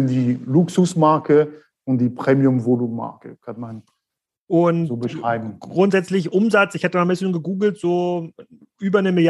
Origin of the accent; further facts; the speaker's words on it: France; accent: French; German is a second language; moved away as an adult; also born or lived in Thuringia; now in Germany; Sie werden schon gleich hören an meinem Akzent. Äh, ich bin der Franzose hier aus dem äh, Schwarzwald.